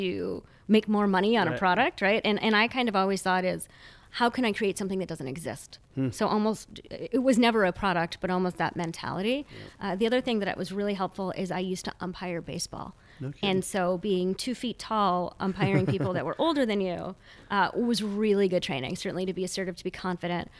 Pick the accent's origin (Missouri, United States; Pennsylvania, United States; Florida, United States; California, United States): Missouri, United States; St. Louis; moved away as an adult; I'm from St. Louis